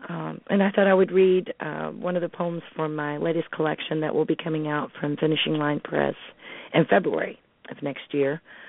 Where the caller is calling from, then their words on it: Smiths Grove, Kentucky, United States; I'm calling from South Central Kentucky, Smith's Grove.